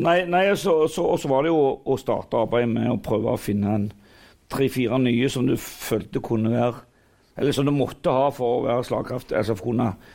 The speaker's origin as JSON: {"language": "Norwegian", "town": "Figgjo", "region": "Rogaland", "country": "Norway", "said": "jeg kommer jo fra Figgen der alt er frivillig"}